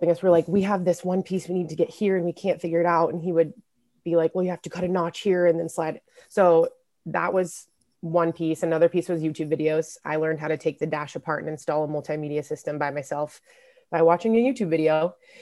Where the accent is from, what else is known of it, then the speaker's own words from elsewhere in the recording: Lawrence, Kansas, United States; moved away as an adult; also born or lived in San Francisco, California / Indiana; right now I'm in Lawrence, Kansas, my hometown, in my high school bedroom at my dad's apartment